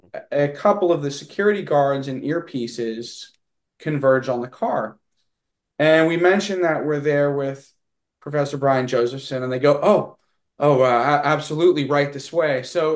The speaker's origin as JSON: {"language": "English", "region": "Texas", "country": "United States", "accent": "southern drawl", "said": "I think also we're both from Texas. So there may be a little bit of an overlap"}